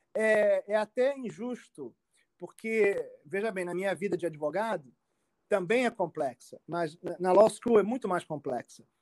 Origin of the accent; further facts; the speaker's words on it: Rio de Janeiro, Brazil; moved away as an adult; also born or lived in Brasília; now in United States; eu nasci no Rio de Janeiro, é, num bairro do, chamado Tijuca, e é um dos bairros mais cariocas